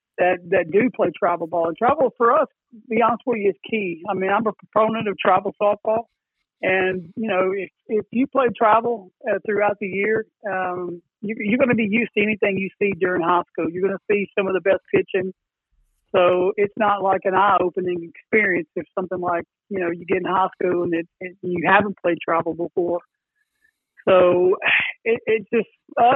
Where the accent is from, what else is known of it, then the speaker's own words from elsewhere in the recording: Nashville, Tennessee, United States; I'm from Nashville, born and raised in Madison, so outskirts of Nashville.